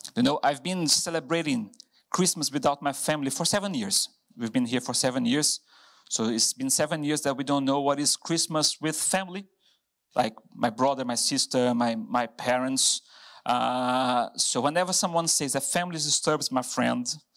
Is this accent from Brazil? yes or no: yes; Brazil; English is a second language; moved away as an adult; now in Hereford, United Kingdom